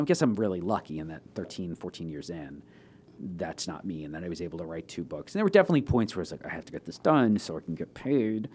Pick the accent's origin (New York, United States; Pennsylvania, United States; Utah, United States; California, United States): New York, United States; Long Island; moved away as an adult; also born or lived in Toronto; I was born on Long Island and grew up there. Lived in the same house until I was seventeen, left for college